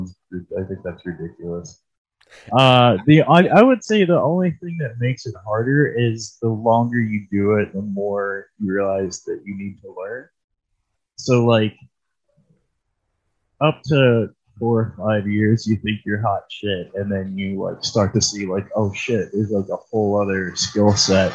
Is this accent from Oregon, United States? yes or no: no; Cleveland, Ohio, United States; also born or lived in Columbus, Ohio; I'm from Cleveland, so I've been here more than I was there